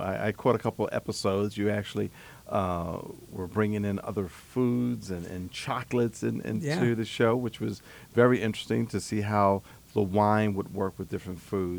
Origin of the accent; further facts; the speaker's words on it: New Jersey, United States; I'm from South Jersey.